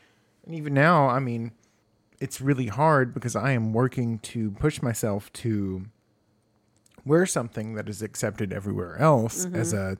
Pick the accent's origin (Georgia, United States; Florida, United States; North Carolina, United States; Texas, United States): Texas, United States; East Texas, well, East Texas.